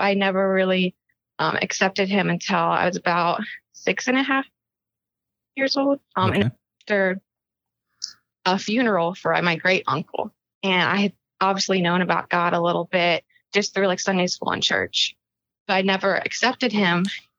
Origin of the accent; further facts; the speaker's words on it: Powhatan, Virginia, United States; now in South Carolina, United States; In South Carolina, but I'm originally from Powhatan, Virginia